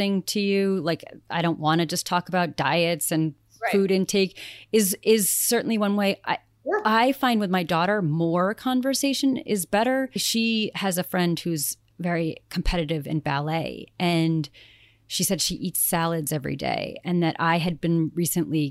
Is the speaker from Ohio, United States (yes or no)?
no; Greenport, New York, United States; my hometown, Greenport